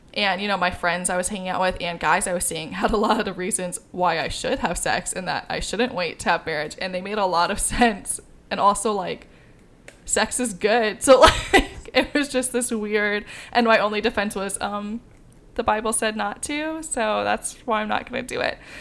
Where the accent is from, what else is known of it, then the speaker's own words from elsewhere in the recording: Midwest, United States; I grew up in the Midwest